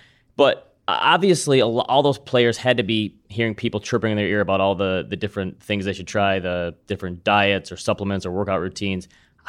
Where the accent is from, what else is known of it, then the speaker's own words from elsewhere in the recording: West Michigan, United States; because I am a West Michigan guy